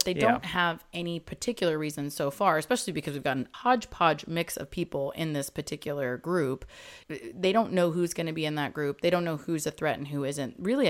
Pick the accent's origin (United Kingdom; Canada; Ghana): United Kingdom; England; born there; I was born in England, I'm allowed to say that.